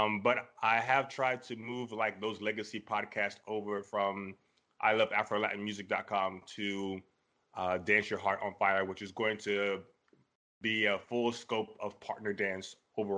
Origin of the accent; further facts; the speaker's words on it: Lubbock, Texas, United States; born there; Yes, born in Texas, currently living in Texas. I was born in Lubbock, Texas.